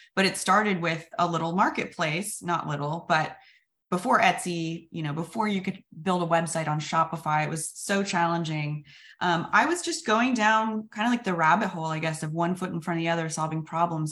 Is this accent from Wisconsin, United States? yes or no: no; Sacramento, California, United States; I'm a dropout from Sacramento